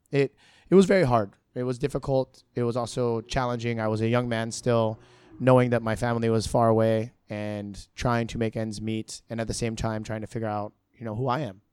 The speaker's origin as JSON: {"language": "English", "region": "Hawaii", "country": "United States", "tie": "born or raised there", "moved": "as an adult", "lives_now": "Singapore", "said": "I grew up in Hawaii"}